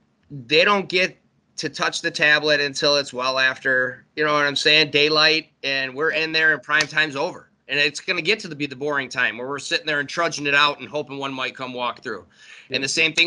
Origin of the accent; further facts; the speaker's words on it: Warren, Michigan, United States; I grew up in Warren, so I was in the city, you know what I'm saying? I was right on the border of Detroit